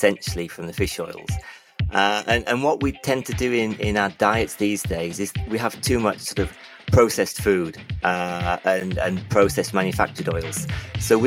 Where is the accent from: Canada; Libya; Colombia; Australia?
Libya; moved away; I grew up in Libya